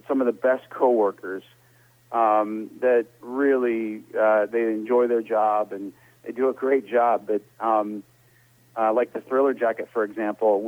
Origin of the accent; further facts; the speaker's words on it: Indiana, United States; I grew up in Indiana, and I used to run a company out of Indiana where we sold classic cars